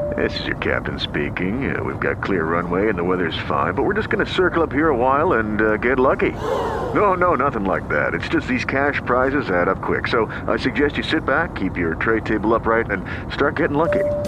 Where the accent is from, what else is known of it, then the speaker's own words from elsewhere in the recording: Resistencia, Chaco, Argentina; moved away as an adult; now in Corrientes, Argentina; Nací en Resistencia, provincia del Chaco, en 1956. Pero desde hace 36 años vivo en la ciudad de Corrientes